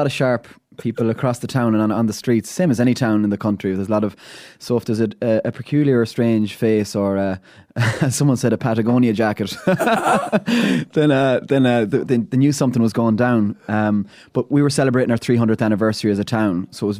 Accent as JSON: {"language": "English", "town": "Ballina", "region": "County Mayo", "country": "Ireland", "tie": "born or raised there", "said": "I grew up in Ballina, second youngest of 13 kids."}